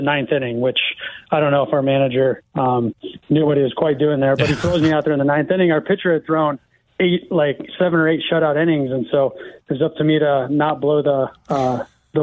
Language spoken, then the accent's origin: English; Iowa, United States; born or raised there